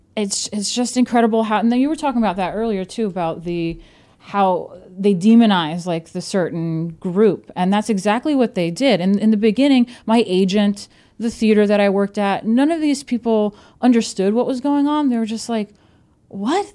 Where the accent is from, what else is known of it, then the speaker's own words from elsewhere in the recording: New York, United States; now in Brooklyn, United States; I'm from New York